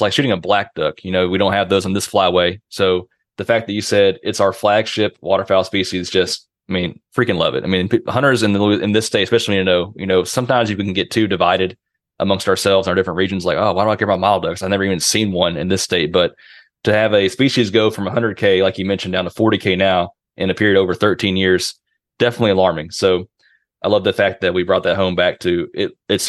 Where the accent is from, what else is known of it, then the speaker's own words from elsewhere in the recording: Shreveport, Louisiana, United States; so I'm originally from Shreveport, Louisiana, on this podcast doing this model duck miniseries.